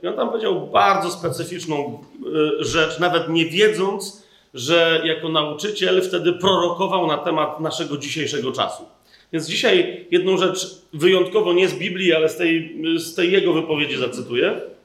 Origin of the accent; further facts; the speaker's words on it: Poland; my jako Polacy